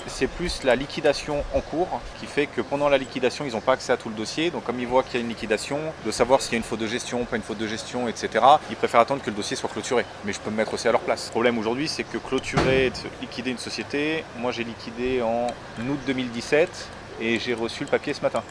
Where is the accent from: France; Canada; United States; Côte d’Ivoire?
France; Grenoble, Auvergne-Rhône-Alpes; moved away as an adult; also born or lived in Hossegor / London / Brussels; je suis originaire de Grenoble